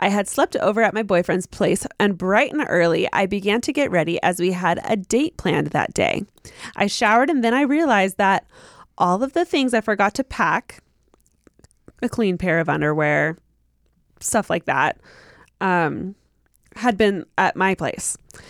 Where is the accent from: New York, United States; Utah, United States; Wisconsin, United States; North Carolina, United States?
Utah, United States; you can say my name. I'm from Utah.